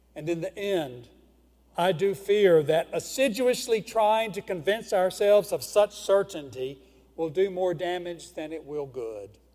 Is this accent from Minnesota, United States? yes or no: no; Houston, Mississippi, United States; I was born in Houston, Mississippi